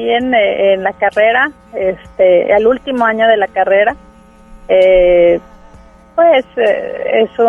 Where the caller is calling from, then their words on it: Monterrey, Nuevo León, Mexico; Del centro de Monterrey.